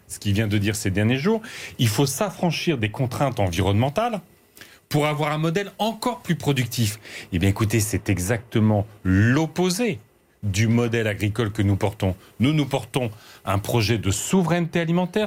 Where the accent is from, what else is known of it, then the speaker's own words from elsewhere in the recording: Aisne, Picardy, Hauts-de-France, France; je viens de Picardie, je viens de l'Aisne. Et dans mon village